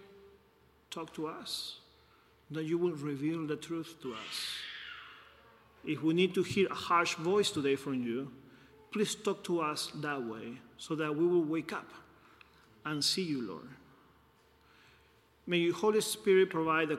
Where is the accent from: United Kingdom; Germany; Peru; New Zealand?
Peru; moved away; I'm from Peru.